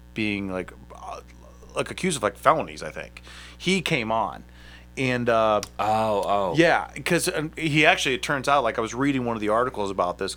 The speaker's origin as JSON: {"language": "English", "town": "Akron", "region": "Ohio", "country": "United States", "moved": "yes", "said": "I'm from Akron originally"}